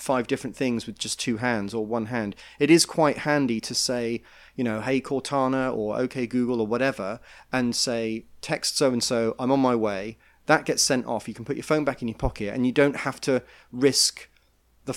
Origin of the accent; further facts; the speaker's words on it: United Kingdom; now in New York, United States; being British